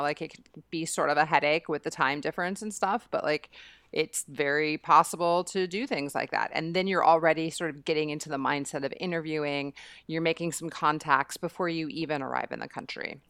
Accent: United States; moved away; being American

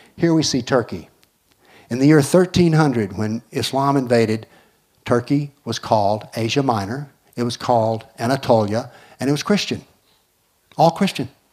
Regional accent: United States; I'm an American

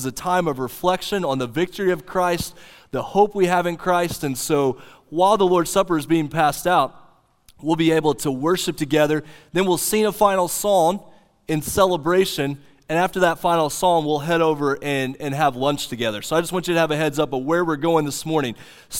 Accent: Oklahoma, United States; The little church that I grew up in Southwest Oklahoma that I've told many of you about, green carpet on the floor, wood panelings on the wall

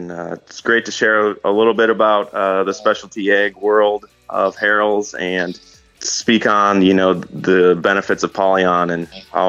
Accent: just outside of Green Bay, Wisconsin, United States; moved away as an adult; also born or lived in Georgia / Florida; I'm originally from just outside of Green Bay.

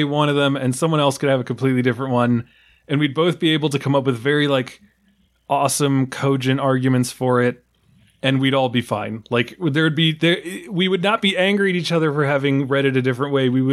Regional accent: New York, United States; as a New Yorker

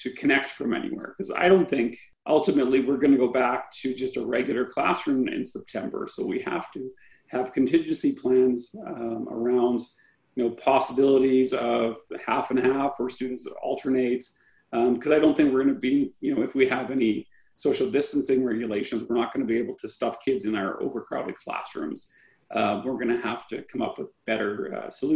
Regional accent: Saskatchewan, Canada; I'm from Saskatchewan, so I'm an outsider.

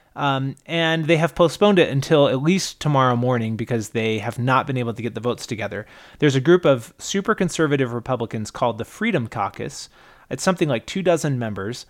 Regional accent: Utah, United States; also born or lived in California; mostly I grew up in Utah and California. Um, not in that order, California, but mostly Utah

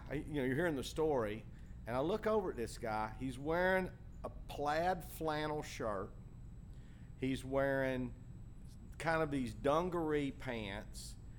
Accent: LaBelle, Florida, United States; I give you a hug, baby. I'm from LaBelle.

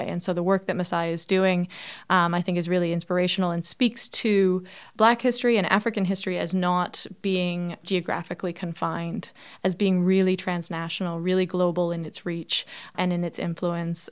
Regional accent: Toronto, Ontario, Canada; I grew up in Toronto, so I had friends from all over the world

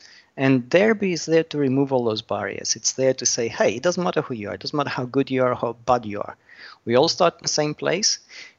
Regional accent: Australia; also born or lived in United Kingdom; I'm Australian originally.

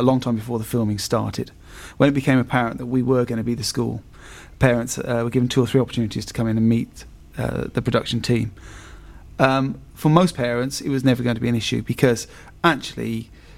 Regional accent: Wolverhampton, West Midlands, United Kingdom; moved away; I'm a good Wolverhampton boy at heart. I was born in Penn. I was an old boy of Colton Hills Community School, class of 1989

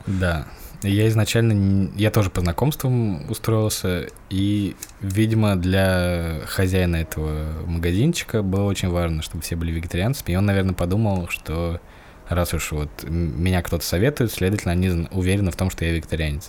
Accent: Moscow, Russia; also born or lived in Kaluga Oblast; Я родился в Москве

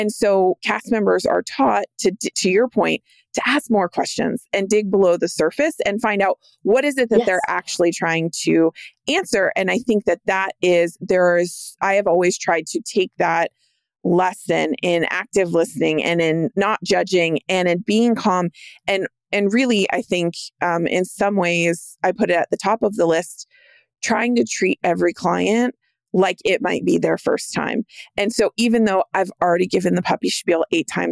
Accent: California, United States; I grew up in California.

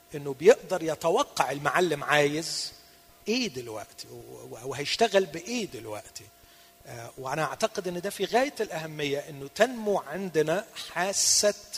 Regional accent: Egypt; هنا عندنا في مصر

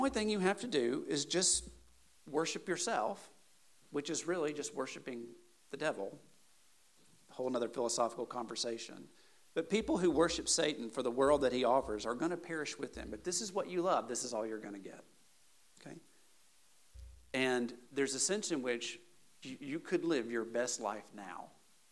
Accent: the South, United States; Southern Baptist culture growing up in the South

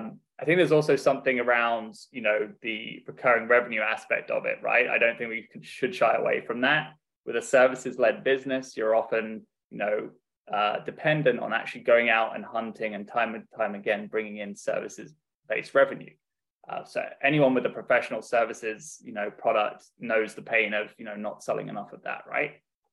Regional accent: Dubai, United Arab Emirates; I've kind of been all over the world, really. Grew up in Dubai in the Middle East and had a great upbring

